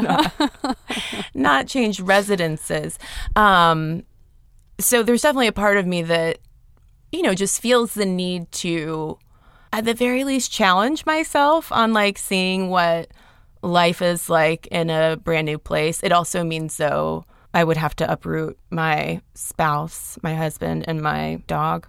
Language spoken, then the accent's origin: English; Athens, Georgia, United States; also born or lived in Atlanta, Georgia; I grew up in Athens, Georgia